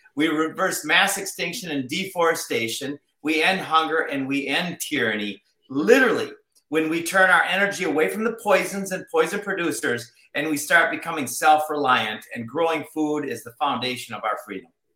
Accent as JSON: {"language": "English", "region": "Minnesota", "country": "United States", "tie": "born or raised there", "said": "I grew up in Minnesota"}